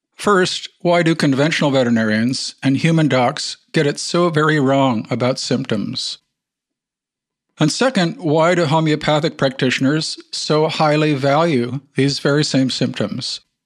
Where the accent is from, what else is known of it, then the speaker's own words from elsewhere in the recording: Wisconsin, United States; I grew up in Wisconsin